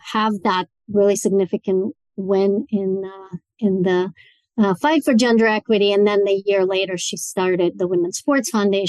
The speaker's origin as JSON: {"language": "English", "region": "Moscow", "country": "Russia", "tie": "born or raised there", "moved": "as an adult", "lives_now": "United States", "said": "growing up in Moscow, Russia"}